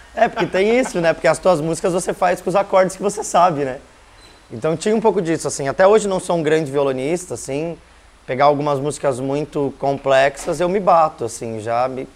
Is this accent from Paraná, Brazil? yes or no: yes; Curitiba, Paraná, Brazil; also born or lived in Brasília; Então eu vim bem pequeno para cá, né? Minha irmã já era maiorzinha, mas eu vim com um ano e pouquinho para cá. E aí, né, dentro de uma família curitibana mesmo, então digo que sim, nasci em Brasília, mas de fato eu sou curitibano